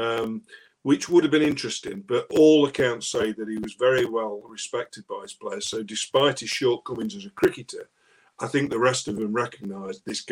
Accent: Ilkeston, East Midlands, United Kingdom; my hometown of Ilkeston

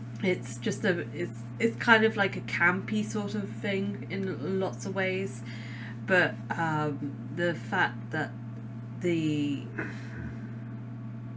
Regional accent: Scotland, United Kingdom; I'm Scottish

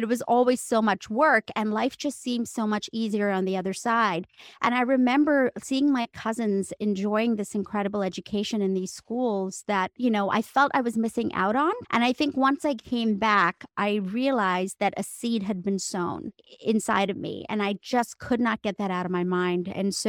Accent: India; moved away; would never, ever let anyone know that I was from India because I got snickered at. And from that day onwards, I decided to go to theater school in New York City and get rid of my accent.

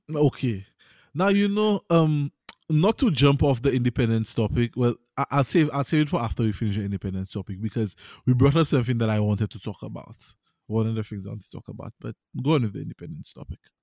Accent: St. Lucia; I play tennis in Saint Lucia, I grew up playing tennis in Saint Lucia

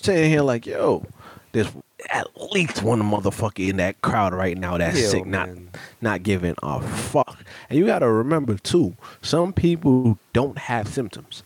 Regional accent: Jamaica; I'm Jamaican. I embrace my Jamaican

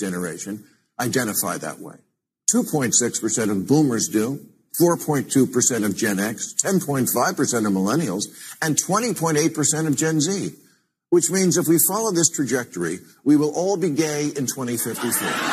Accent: Canada; moved away; Me growing up in Canada

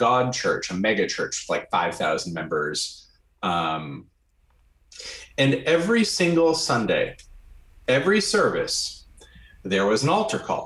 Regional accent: Grand Rapids, Michigan, United States; I grew up in Grand Rapids, Michigan, in a sea of Dutch people

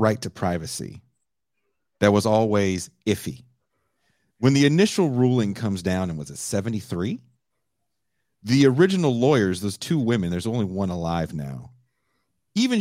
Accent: California, United States; I'm living in California, I'm from California.

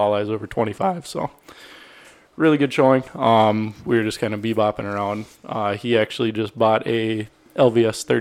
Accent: Devils Lake, North Dakota, United States; now in Fargo, United States; So I grew up on Devil's Lake. My parents are still there

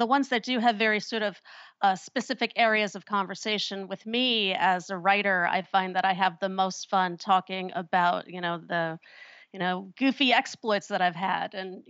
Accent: Chicago, Illinois, United States; moved away as an adult; now in New Orleans, United States; I'm from Chicago originally, and my husband and I always knew we wanted to move to New Orleans, but we were able to do it sooner than we thought.

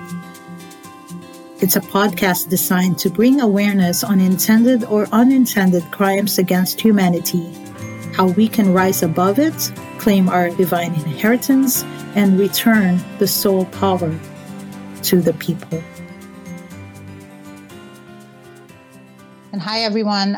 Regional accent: Canada; now in United States; I'm also Canadian. I'm living in the U.S., but I'm also Canadian. My family is there in Vancouver

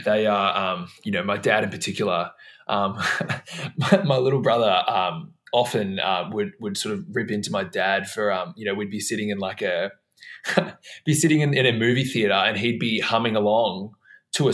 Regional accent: Melbourne, Victoria, Australia; moved away as an adult; now in Los Angeles, United States; I am calling from my home in Melbourne, where I grew up

